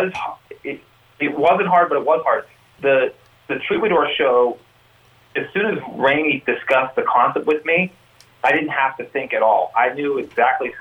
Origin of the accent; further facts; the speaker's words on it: Oakland, California, United States; I grew up in the Bay Area in Oakland